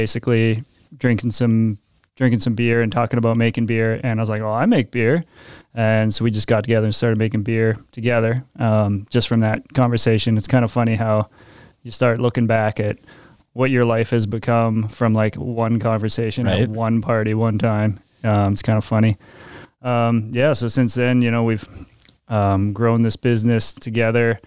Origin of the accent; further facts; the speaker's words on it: Regina, Saskatchewan, Canada; I'm born and raised in Regina